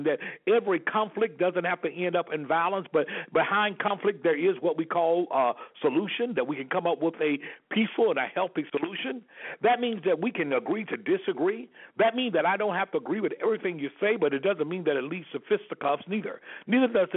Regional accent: Selma, Alabama, United States; moved away as an adult; born and raised in Selma, Alabama, and have an opportunity to have left there over 33 years ago

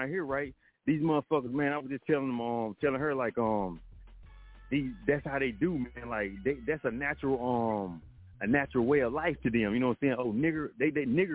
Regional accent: North Carolina, United States; also born or lived in Manhattan, New York; North Carolina, where I'm from. Like I told you, North Carolina, I'm from the heart of the North Carolina, you know what I'm saying, the pork-producing capital of the world, right? But I was born in Manhattan, you know what I'm saying? So listen, raised down here

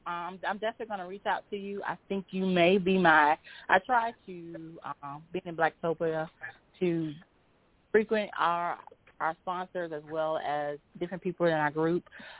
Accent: Georgia, United States; now in North Carolina, United States; I'm from Georgia, and I was listening to a little bit of your program. So I do live in North Carolina now.

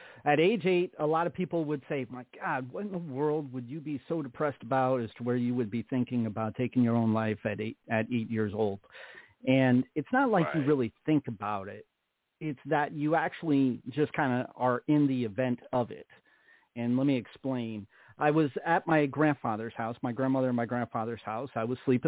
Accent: Troy, New York, United States; also born or lived in Averill Park, New York; I was born and raised in New York in a small town. I was born in Troy, and I was raised in an outskirt town called Aver Park

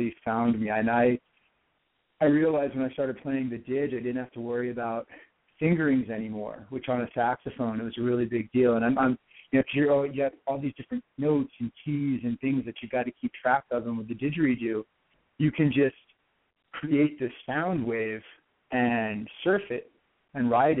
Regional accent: New Hampshire, United States; moved away; That was that's where I grew up in New Hampshire, and I was living on the seacoast in 2004.

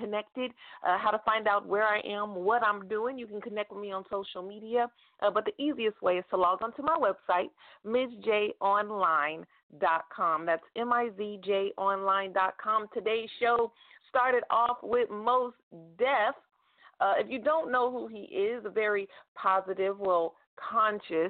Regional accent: United States; I am an American, and I have only lived in America

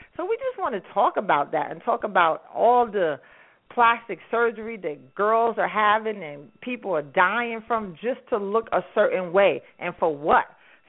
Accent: New York City, New York, United States; I'm born and raised in Harlem.

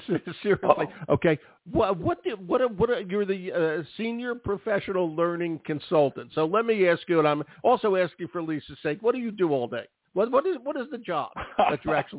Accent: Philadelphia, Pennsylvania, United States; I'm from Philly

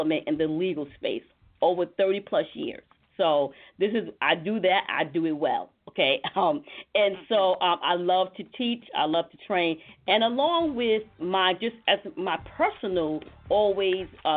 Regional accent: the South, United States; I come from the South. I come from a family full of bakers

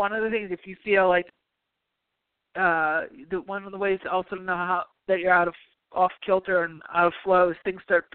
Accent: New York, United States; now in California, United States; being a New Yorker

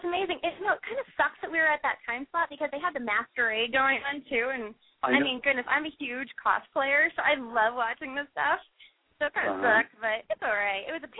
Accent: Kansas, United States; now in California, United States; I'm actually from Kansas.

